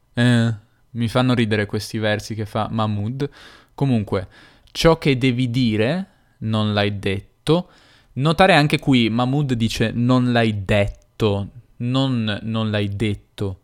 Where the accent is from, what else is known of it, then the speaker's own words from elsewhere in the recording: Turin, Piedmont, Italy; accent: Piedmontese, Turinese; il mio accento è piemontese, torinese.